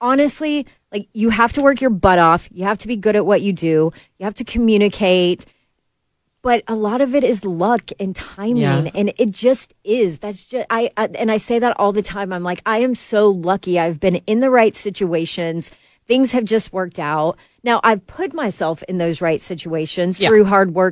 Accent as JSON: {"language": "English", "town": "Atlanta", "region": "Georgia", "country": "United States", "also_born_or_lived": "Auburn", "said": "I'm from Atlanta, graduated from Auburn"}